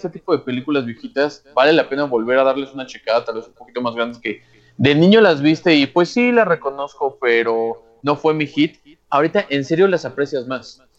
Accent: Mexico; Y yo siendo mexicano, la verdad.

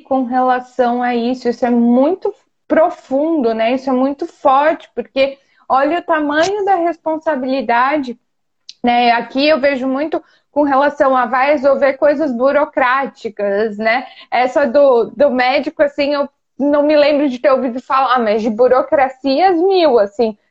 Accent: Brazil; now in France; não só nós que somos brasileiros

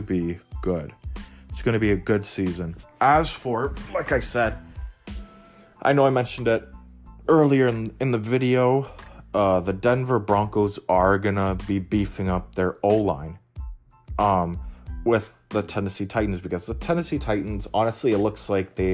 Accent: Canada; I'm Canadian too

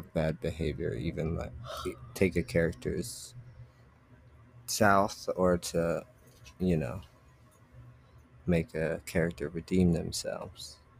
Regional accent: Canada; accent: Canadian; Ashton says he always loves my Canadian accent.

